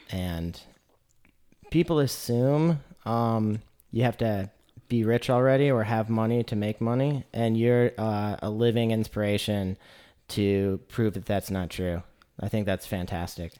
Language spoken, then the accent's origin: English; Lansing, Michigan, United States; now in Chattanooga, United States; I come from Lansing, Michigan, which is a university town.